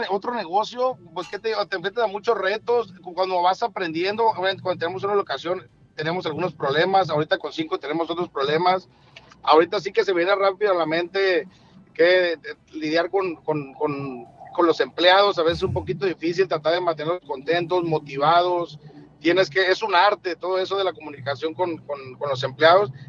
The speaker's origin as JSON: {"language": "Spanish", "town": "Guadalajara", "region": "Jalisco", "country": "Mexico", "moved": "yes", "lives_now": "Los Angeles, United States", "said": "Yo llegué de Guadalajara, Jalisco, hace aproximadamente como unos 10 años aquí a, a Los Ángeles, California."}